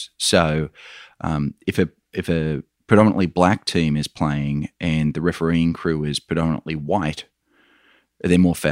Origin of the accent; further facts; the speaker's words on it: Australia; accent: Australian; You can probably tell by my accent, Michael, I'm an Australian